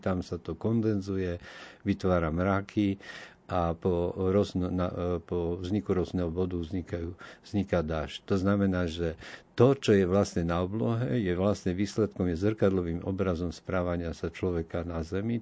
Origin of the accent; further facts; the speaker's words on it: Košice, Košice Region, Slovakia; ja som z Košic